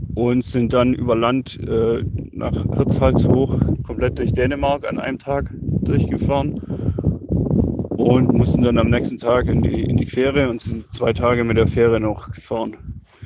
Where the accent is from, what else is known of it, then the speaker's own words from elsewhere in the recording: near Ulm, Baden-Württemberg, Germany; Und wir kommen aus Süddeutschland, aus, aus der Nähe von Ulm